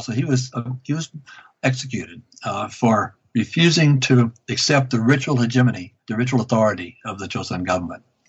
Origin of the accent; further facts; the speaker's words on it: Louisiana, United States; moved away as an adult; now in Vancouver, Canada; I grew up in Louisiana